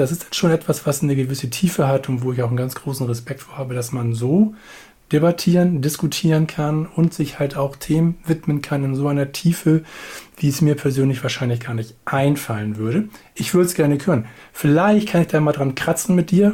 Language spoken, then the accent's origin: German; Hamburg, Germany; also born or lived in village south of the Elbe; ich bin Hamburger